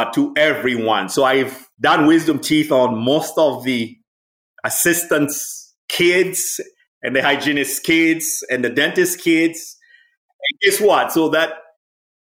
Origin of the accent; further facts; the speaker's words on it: Dar es Salaam, Tanzania; moved away as an adult; also born or lived in Philadelphia, United States; now in United States; I'm originally from Tanzania. I grew up in Dar es Salaam City.